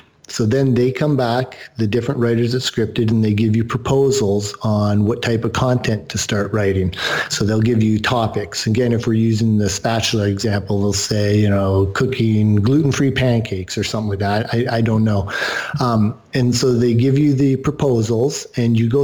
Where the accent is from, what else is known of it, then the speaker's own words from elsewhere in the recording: Canada; I'm Canadian